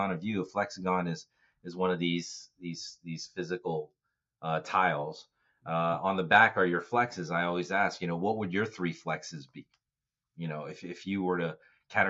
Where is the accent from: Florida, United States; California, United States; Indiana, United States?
California, United States; Bay Area; I'm from the Bay Area